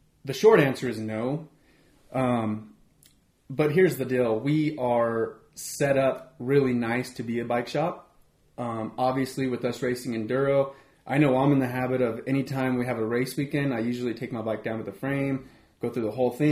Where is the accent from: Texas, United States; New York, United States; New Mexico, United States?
New Mexico, United States; Aztec; The three of us, we're all here from Aztec